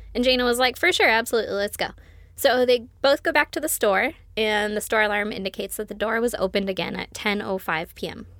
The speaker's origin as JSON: {"language": "English", "region": "West Coast", "country": "United States", "said": "I'm from the West Coast"}